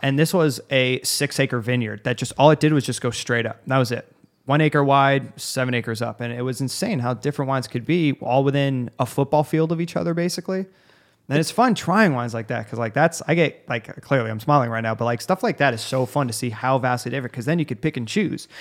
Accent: Arizona, United States; I'm from Arizona

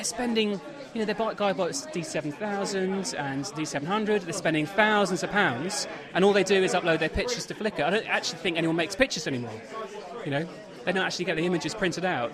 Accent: Lewes, South East England, United Kingdom; I'm from Lewis, which is sort of 60 miles south of here.

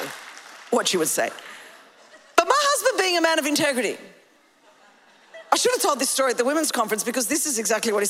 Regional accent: Australia; I come from Australia.

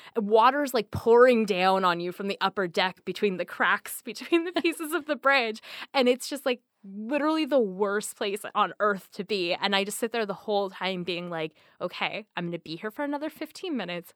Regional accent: the Northwest, Pacific Northwest, United States; now in Seattle, United States; I'm, I'm from the Northwest.

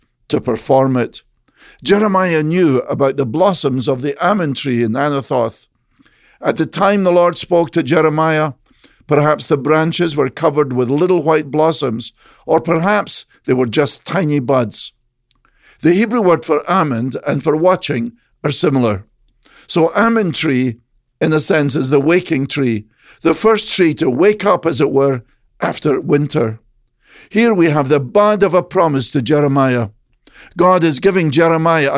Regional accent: Scotland, United Kingdom; Growing up in Scotland

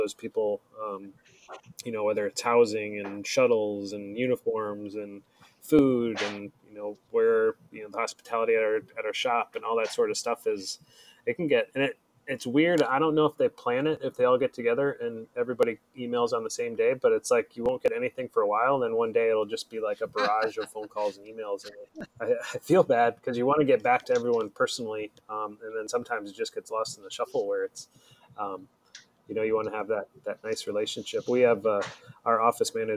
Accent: Atlanta, Georgia, United States; moved away; where I grew up in Atlanta

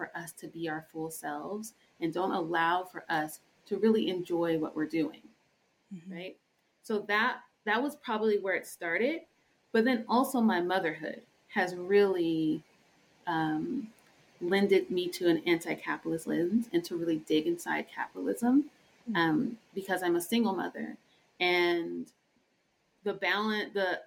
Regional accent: Colorado, United States; I'm first generation born in Colorado

